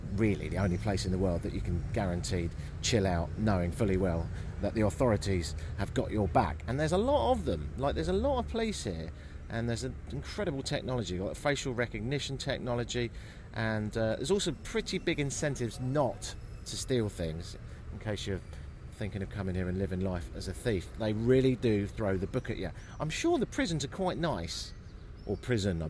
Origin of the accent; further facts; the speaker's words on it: United Kingdom; I'm from Britain